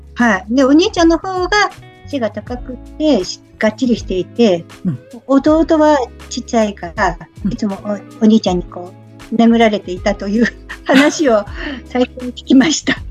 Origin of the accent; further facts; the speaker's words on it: Akita, Japan; moved away as an adult; also born or lived in Chiba; now in Shizuoka, Japan; 秋田の生まれたところは、あの、秋田も山の方と海の方とあるんですけど、うんうんうん、私が生まれたところは山の方で